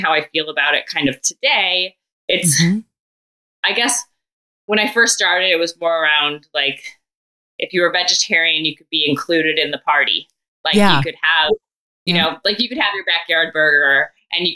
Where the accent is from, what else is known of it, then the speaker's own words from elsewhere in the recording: suburbs of Chicago, Illinois, United States; moved away as an adult; also born or lived in Columbus, Ohio; I grew up in Illinois in the suburbs of Chicago, but then went to Ohio State, and that was in Columbus, Ohio